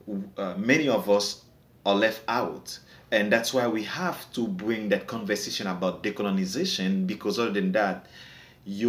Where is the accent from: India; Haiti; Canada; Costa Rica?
Haiti; even though I'm Haitian